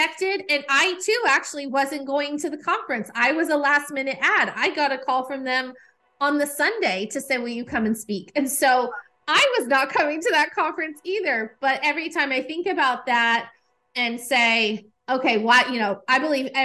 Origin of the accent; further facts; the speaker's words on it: Nashville, Tennessee, United States; I'm here in Nashville. This is my hometown